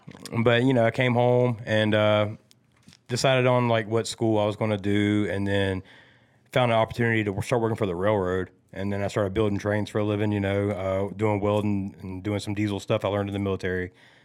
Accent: North Augusta, South Carolina, United States; I did. I grew up in North Augusta, actually. You know, family moved.

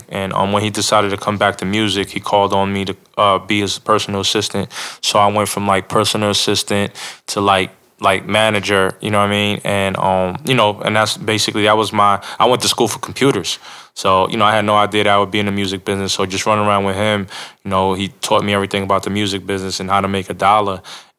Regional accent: New York, United States; moved away as an adult; now in Atlanta, United States; I'm originally from New York. And so I moved to Atlanta in 1999 to attend Clark Atlanta University.

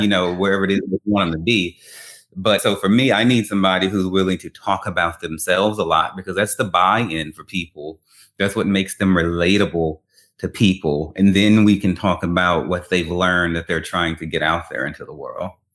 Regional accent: Baton Rouge, Louisiana, United States; moved away; I'm originally from Baton Rouge, Louisiana

